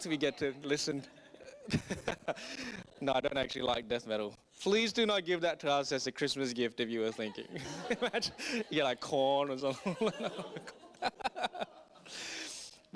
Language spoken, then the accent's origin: English; Singapore; moved away; I grew up in Singapore